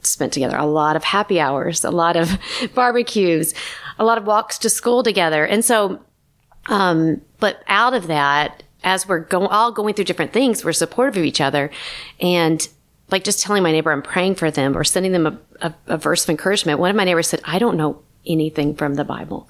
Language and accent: English; Chattanooga, Tennessee, United States; now in Los Angeles, United States; I grew up in Chattanooga